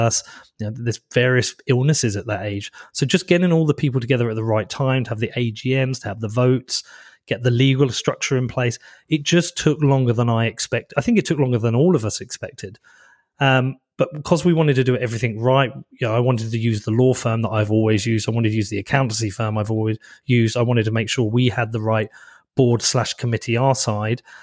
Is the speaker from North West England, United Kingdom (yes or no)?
no; Bedford, East of England, United Kingdom; I'm from Bedford. So this, I'm in Bedford right now. This has so much meaning to me. I've lived here my whole life.